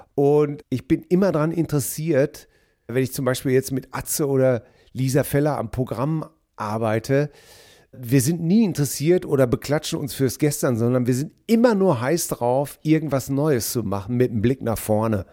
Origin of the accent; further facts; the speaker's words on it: Hamm, North Rhine-Westphalia, Germany; Meine Heimat ist die Stadt Hamm